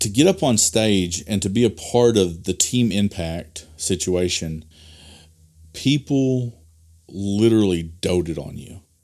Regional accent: Delaplaine, Arkansas, United States; I pastored at Delaplane, which is my hometown

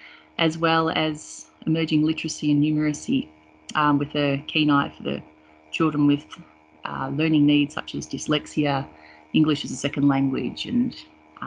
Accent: Melbourne, Victoria, Australia; I grew up in Melbourne, born and bred.

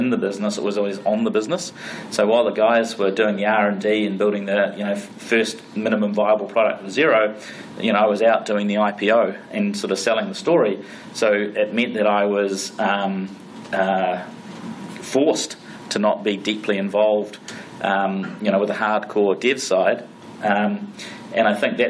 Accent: New Zealand; we're from New Zealand, we're from the farm

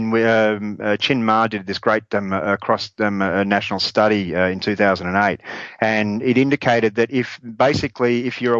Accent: Australia; now in Dijon, France; as an Australian

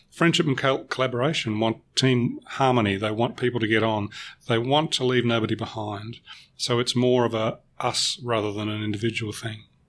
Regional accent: Melbourne, Victoria, Australia; I'm a Melbourne boy. I was born in Melbourne and I will always be a Melbourne boy. I've lived elsewhere

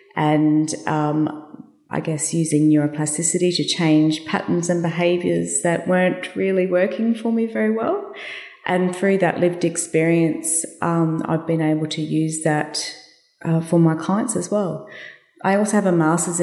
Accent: Brisbane, Queensland, Australia; I got airlifted back to Brisbane, which was my hometown

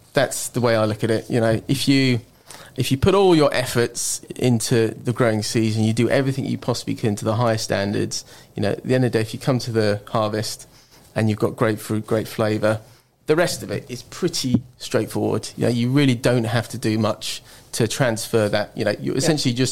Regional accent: Reading, South East England, United Kingdom; also born or lived in France; now in Marlow, United Kingdom; I'm from the Thames Valley, born in Reading

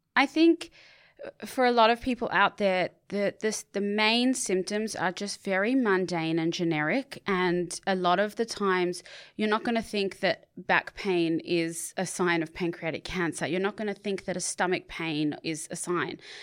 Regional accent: Sydney, New South Wales, Australia; I did grow up on Bondi Beach

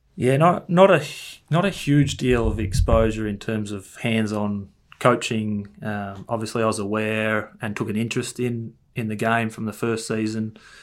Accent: Ferntree Gully, Victoria, Australia; I grew up in Ferntree Gully

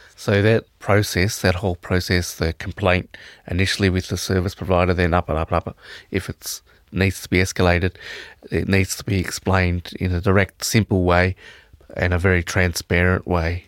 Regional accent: Victoria, Australia; I'm from Victoria

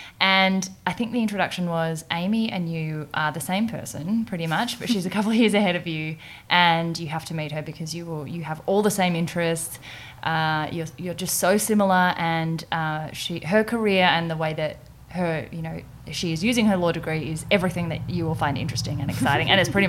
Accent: Perth, Western Australia, Australia; I'm from Perth.

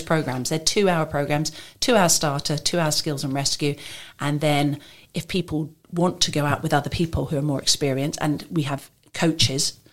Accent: England, United Kingdom; now in Maidenhead, United Kingdom; I'm originally from England, but I've lived in different countries

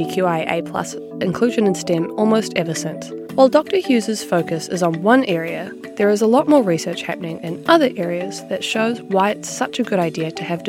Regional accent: New Zealand; I'm from New Zealand.

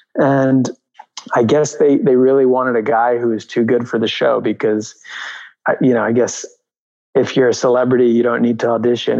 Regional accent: New York, United States; also born or lived in Albuquerque, New Mexico; Yeah, I grew up in New York. I grew up uh, on the Upper West Side I was born in Albuquerque, New Mexico, and then I was at four years old. I moved with my mother to New York.

